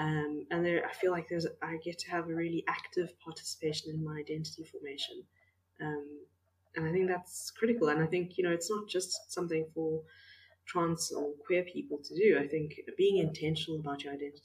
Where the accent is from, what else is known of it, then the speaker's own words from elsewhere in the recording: Makanda, Illinois, United States; moved away; I've recently moved back to my hometown of Makanda